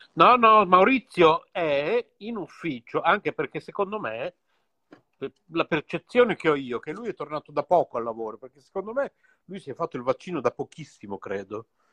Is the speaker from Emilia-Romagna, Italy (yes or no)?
yes; Bologna, Emilia-Romagna, Italy; siamo due bolognesi. Tra virgolette, doc, perché poi non lo so se si può dire che io sono doc, visto che mia madre è tedesca, mio padre era di Comacchio